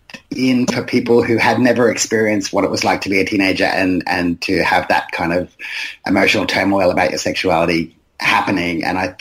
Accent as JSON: {"language": "English", "town": "Brisbane", "region": "Queensland", "country": "Australia", "tie": "born or raised there", "said": "I grew up in West End in Brisbane, which is a densely migrant area."}